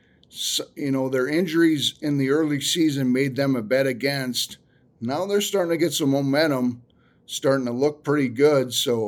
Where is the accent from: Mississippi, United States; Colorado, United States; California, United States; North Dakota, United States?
North Dakota, United States; You know, my home state team. You know, I root for the North Dakota team more